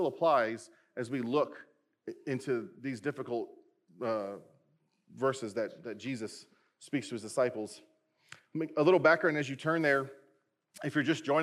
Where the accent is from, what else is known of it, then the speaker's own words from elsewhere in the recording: United States; we as American Christians